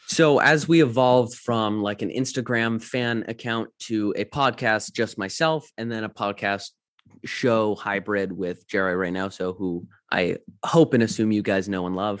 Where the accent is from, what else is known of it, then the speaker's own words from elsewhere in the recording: London, Ontario, Canada; moved away; I'm from Canada